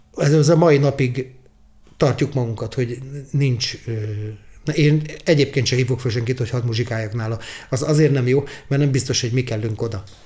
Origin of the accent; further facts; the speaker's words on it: Budapest, Hungary; first language Hungarian; együtt nőttem föl velük Pesterzsébeten